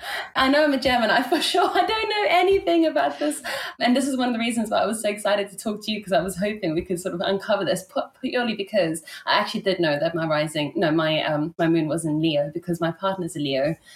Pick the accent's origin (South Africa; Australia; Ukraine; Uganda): South Africa; also born or lived in Italy / England / Germany / Ibiza; So I was born in Italy, and then I grew up in South Africa. My mom's South African. So I lived in Italy for 10 years and in South Africa for 10 years. And I actually moved to England for 10 years.